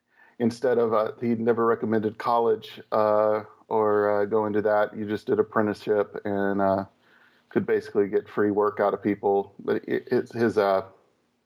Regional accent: the South, United States; I grew up in the South, so it was pretty pretty hardcore

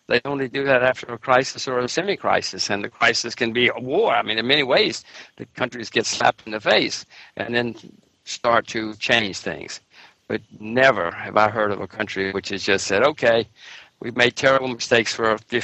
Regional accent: United States; I'm an American citizen, American voter, American taxpayer

